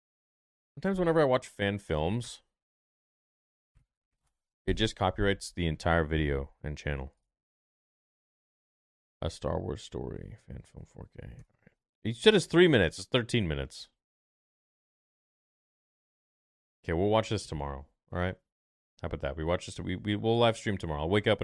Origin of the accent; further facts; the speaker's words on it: Hawaii, United States; I'm from Hawaii.